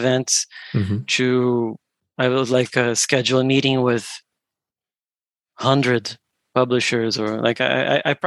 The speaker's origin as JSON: {"language": "English", "country": "Brazil", "said": "we're from Brazil"}